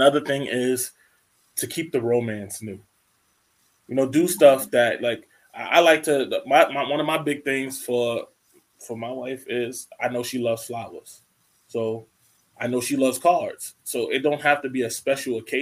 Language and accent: English; New York, United States; growing up in New York